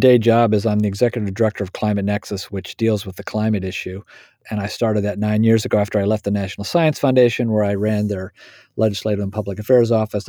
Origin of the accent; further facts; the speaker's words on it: Indiana, United States; I am a Hoosier. I was born and raised in Indiana.